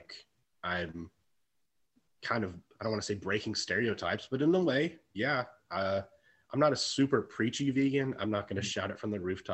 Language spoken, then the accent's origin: English; Texas, United States; growing up in Texas, it was very traditional Texas, you know, style foods.